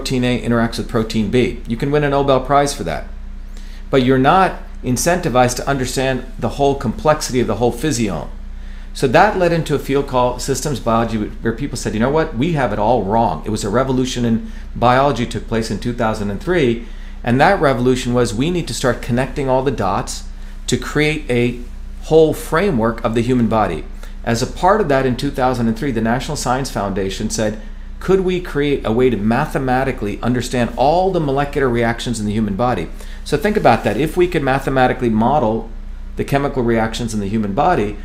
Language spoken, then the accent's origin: English; India; moved away; I grew up in India